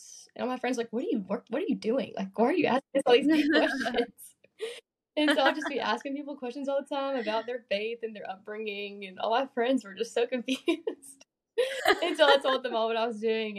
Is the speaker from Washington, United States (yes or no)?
no; Birmingham, Alabama, United States; also born or lived in Mississippi; I grew up in Birmingham, Alabama